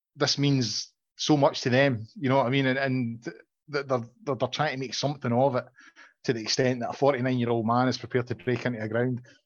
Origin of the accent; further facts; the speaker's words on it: Glasgow, Scotland, United Kingdom; I'm originally from Glasgow. I know John disputes this, but I, I really am. I was born in Govan